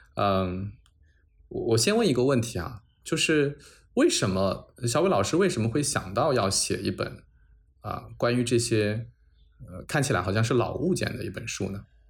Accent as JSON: {"language": "Chinese", "town": "Changzhou", "region": "Jiangsu", "country": "China", "said": "我是江苏人，我是常州人"}